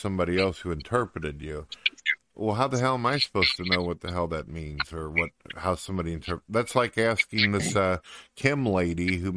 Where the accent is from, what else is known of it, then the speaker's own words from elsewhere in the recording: St. Louis, Missouri, United States; moved away; also born or lived in countryside (unspecified); I was born in St. Louis, Missouri, and then later on I ended up moving out to the countryside